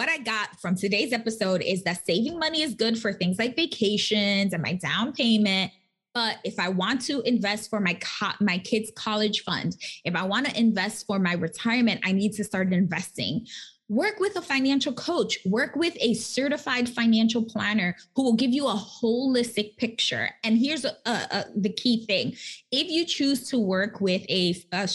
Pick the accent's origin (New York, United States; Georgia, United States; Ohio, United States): New York, United States; New York City; I'm from the Bronx. Like, I'm a Latina